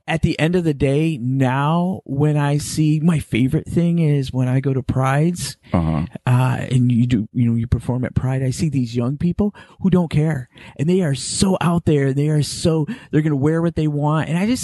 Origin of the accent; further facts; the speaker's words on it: Midwest, United States; I come from a generation where, and because I'm from the Midwest, and the way I was raised, very Catholic, very